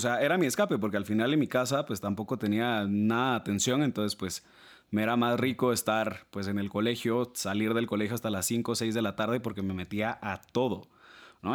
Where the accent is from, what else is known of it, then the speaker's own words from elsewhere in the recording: Guatemala City, Guatemala Department, Guatemala; yo soy guatemalteco, nacido, criado, estudiado, graduado aquí en Ciudad de Guatemala